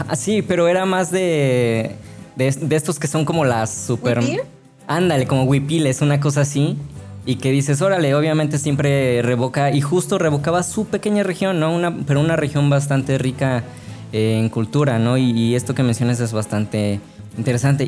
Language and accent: Spanish; Altotonga, Veracruz, Mexico; also born or lived in Xalapa / Boca del Río; yo no soy originario de Jalapa, yo soy de una ciudad eh, que se llama Altotonga, que queda unos 20 minutos de Perote